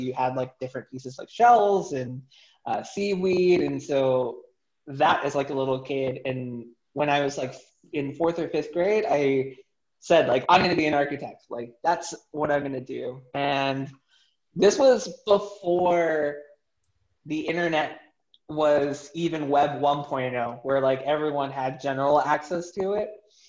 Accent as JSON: {"language": "English", "town": "San Antonio", "region": "Texas", "country": "United States", "tie": "born there", "said": "And so I'm originally from San Antonio, where I was born, and kind of moved around a bit"}